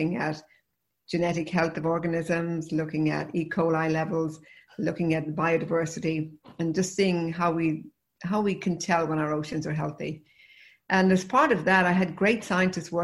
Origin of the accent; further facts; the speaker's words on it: Limerick, Munster, Ireland; moved away as an adult; also born or lived in Galway; now in United States; I grew up in Limerick